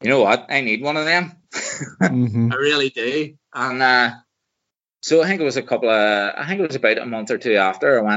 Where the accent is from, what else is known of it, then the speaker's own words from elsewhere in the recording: Waringstown, Northern Ireland, United Kingdom; I'm from Warringstown here, so I'm just outside Lurgan.